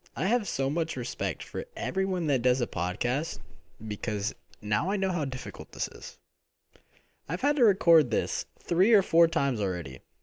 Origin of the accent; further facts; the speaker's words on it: Philadelphia, Pennsylvania, United States; now in Florida, United States; I'm from Philadelphia, Pennsylvania, but I live in Florida.